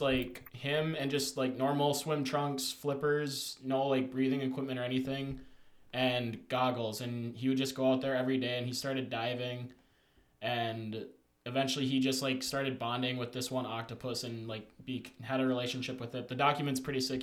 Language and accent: English; Minnesota, United States; growing up in Minnesota, land of 10,000 lakes, we're familiar with water